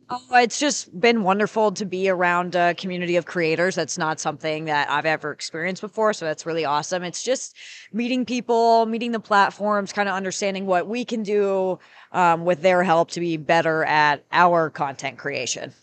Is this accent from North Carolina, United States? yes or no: yes; North Carolina, United States; I am from North Carolina.